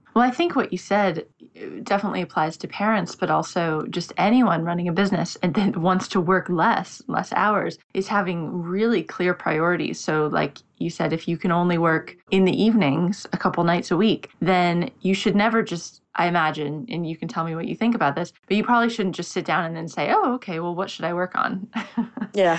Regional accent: United States; now in London, United Kingdom; I'm in London, but I'm American

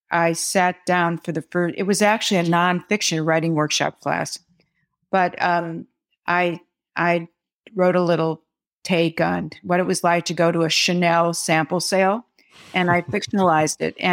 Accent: Midwest, United States; now in New York City, United States; I'm a Midwesterner who moved to New York City

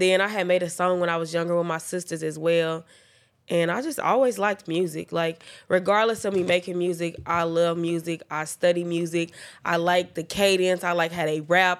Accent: Oklahoma City, Oklahoma, United States; I'm from Oklahoma City

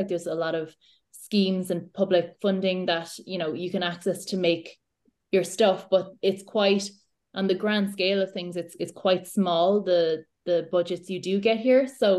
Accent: Ireland; So I think for me anyway, I like my Irish identity and Irish stories are so important, and I am an Irish storyteller first and foremost

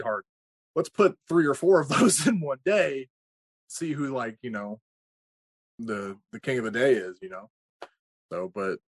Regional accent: Kansas, United States; I trained in Kansas. I'm from Kansas.

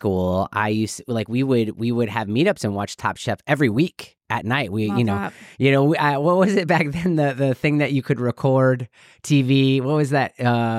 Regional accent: Illinois, United States; I'm from Illinois. I'm from actually north of Chicago

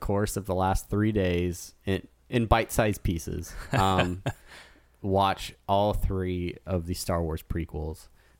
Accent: California, United States; So I grew up in Southern California.

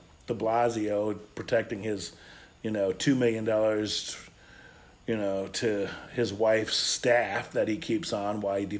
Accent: United States; as an American and as growing up with, you know, a father who was in the United Auto Workers.

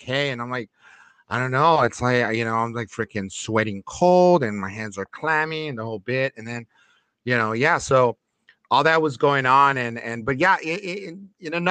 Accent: Los Angeles, California, United States; my stomping grounds back when I grew up in Lincoln Heights by Dodger Stadium

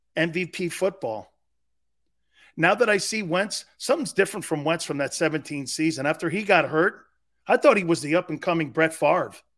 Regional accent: New England, United States; I'm from New England.

